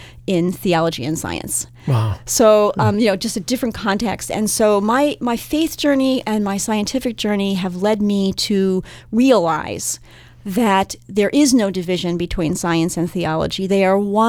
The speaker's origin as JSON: {"language": "English", "region": "New Jersey", "country": "United States", "tie": "born or raised there", "moved": "yes", "lives_now": "Minnesota, United States", "said": "I did not grow up in Minnesota. I grew up in New Jersey"}